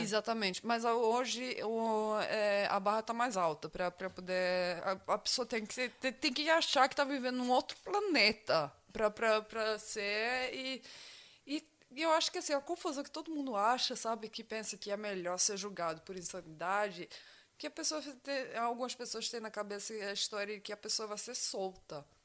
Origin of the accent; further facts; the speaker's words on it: Brazil; moved away; da minha infância no Brasil